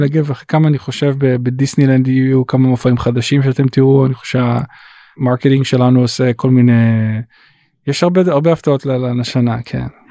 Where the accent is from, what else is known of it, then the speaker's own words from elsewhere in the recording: Israel; moved away as an adult; also born or lived in Los Angeles, United States; now in United States; אני ישראלי ואני מאוד, מאוד גאה בזה שאני ישראלי